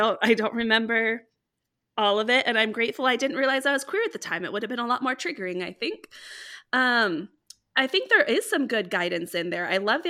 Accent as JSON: {"language": "English", "region": "California", "country": "United States", "said": "I know, so I am actually originally from California, and so during the Prop 8, I was actually at BYU for my sophomore year"}